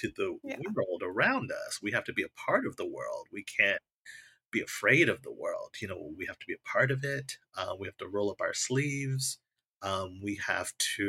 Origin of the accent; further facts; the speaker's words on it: New York, United States; I grew up in New York